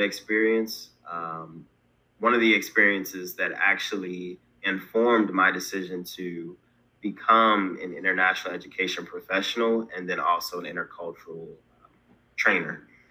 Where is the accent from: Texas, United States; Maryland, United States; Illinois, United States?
Maryland, United States; Baltimore; also born or lived in Delaware; originally I'm from Baltimore, Maryland. Um, born in Delaware, but raised primarily in Baltimore.